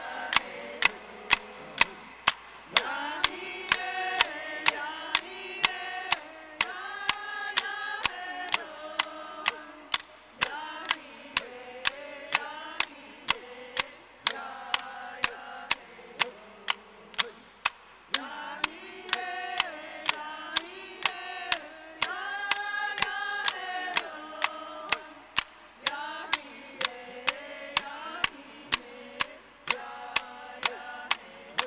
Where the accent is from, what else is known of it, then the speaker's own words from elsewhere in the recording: Round Valley, California, United States; we're from Round Valley